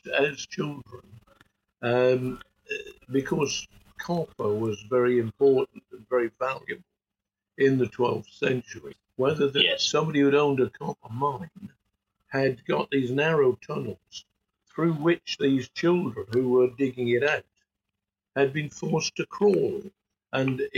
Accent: Norfolk, East of England, United Kingdom; moved away; Patricia and I came from Norfolk originally

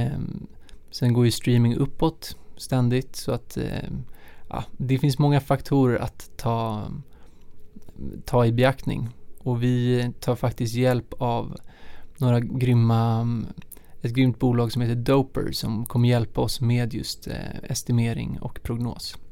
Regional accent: Stockholm, Stockholm County, Sweden; also born or lived in Lund; jag är uppvuxen här i Stockholm

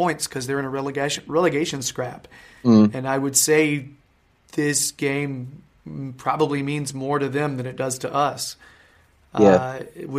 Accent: North Carolina, United States; I'm from North Carolina

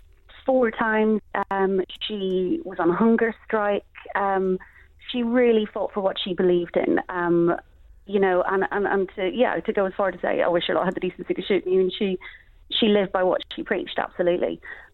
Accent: Northern Ireland, United Kingdom; moved away as an adult; also born or lived in Dublin, Ireland; I grew up in Northern Ireland and went to university in Dublin.

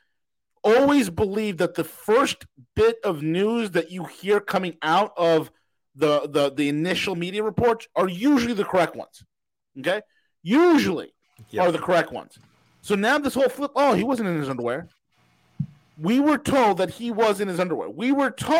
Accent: New York, United States; being from New York, I talk with my hands

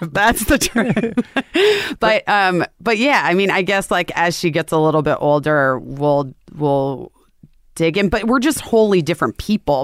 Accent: Scottsdale, Arizona, United States; also born or lived in Oak Park, Illinois; we moved to Arizona

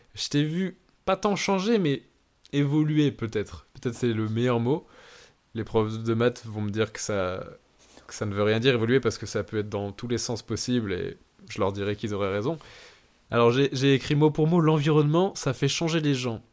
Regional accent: Lille, Hauts-de-France, France; moved away as an adult; now in Australia; je viens de Lille

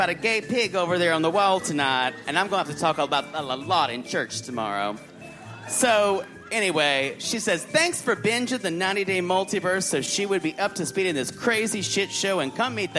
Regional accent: South Carolina, United States; Every girl I grew up with in South Carolina who wanted something better for herself and who came from trash like I did.

